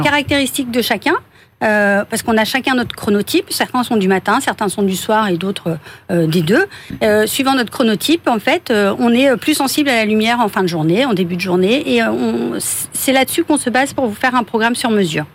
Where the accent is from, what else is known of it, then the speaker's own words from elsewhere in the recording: Brest, Brittany, France; moved away as an adult; also born or lived in Toulouse / Paris; je suis née à Brest